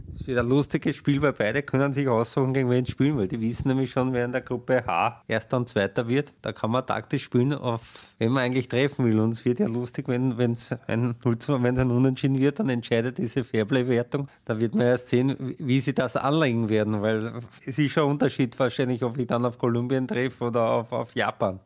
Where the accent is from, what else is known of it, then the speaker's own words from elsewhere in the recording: Austria; als Österreicher